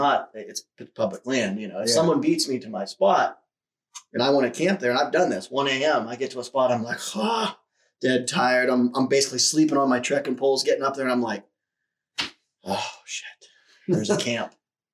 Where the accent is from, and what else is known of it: Ohio, United States